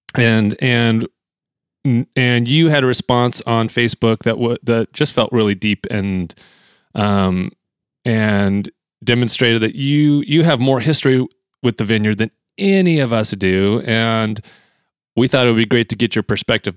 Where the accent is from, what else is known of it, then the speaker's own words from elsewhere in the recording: Bakersfield, California, United States; in my hometown of Bakersfield